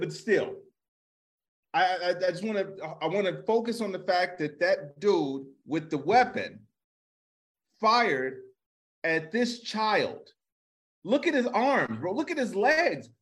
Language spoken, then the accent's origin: English; Chicago, Illinois, United States; I'm from Chicago